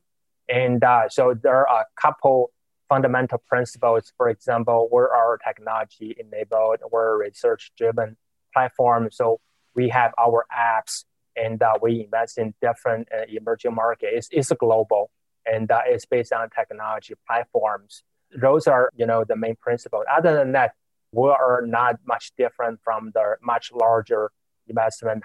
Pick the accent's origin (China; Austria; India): China; moved away as an adult; also born or lived in Beijing, China / Notre Dame, United States; now in New York, United States; So I grew up in China. I went to college in Beijing. I came to the States 20 years ago